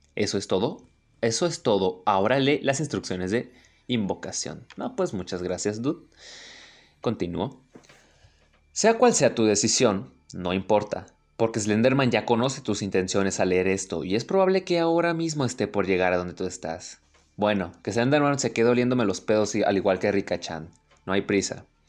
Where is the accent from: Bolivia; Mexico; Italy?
Mexico; México, obviamente, mi país natal